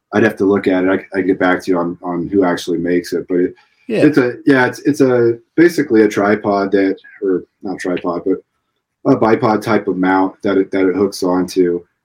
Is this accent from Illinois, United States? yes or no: yes; Illinois, United States; moved away as an adult; also born or lived in Clarksville, Tennessee; I grew up in Illinois